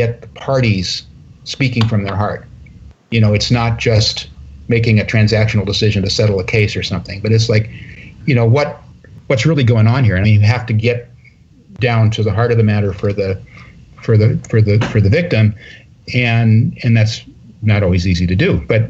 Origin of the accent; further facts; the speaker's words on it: Northern California, United States; I'm from Northern California